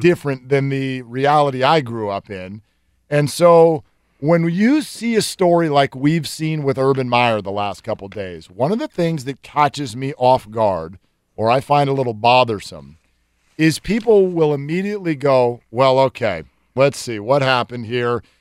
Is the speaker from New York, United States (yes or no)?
no; Northern California, United States; I'm a Northern Californian